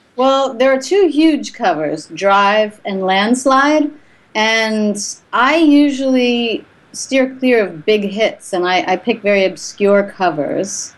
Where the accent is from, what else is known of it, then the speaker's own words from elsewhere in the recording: Bucks County, Pennsylvania, United States; also born or lived in Doylestown / New Hope / Forest Grove; now in Los Angeles, United States; I live in LA now, but I'm from Pennsylvania.